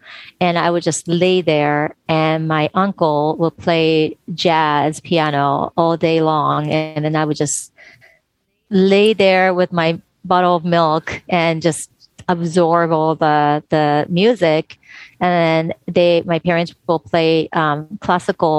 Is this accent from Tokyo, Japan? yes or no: yes; Tokyo, Japan; I was born and raised in Tokyo, Japan